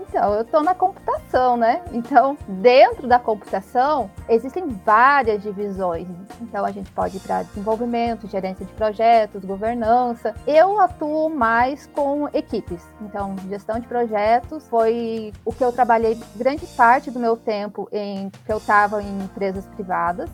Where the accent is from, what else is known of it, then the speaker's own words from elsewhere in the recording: Palmas, Brazil; eu sou aqui da cidade de Palmas